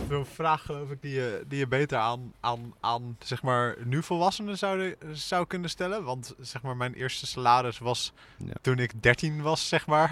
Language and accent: Dutch; Assen, Drenthe, Netherlands; moved away as an adult; now in Utrecht, Netherlands; de roeiclub uit Assen, waar ik vandaan kom